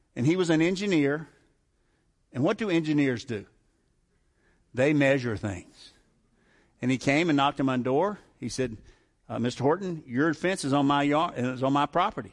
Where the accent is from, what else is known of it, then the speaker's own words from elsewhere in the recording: the South, United States; I grew up in the South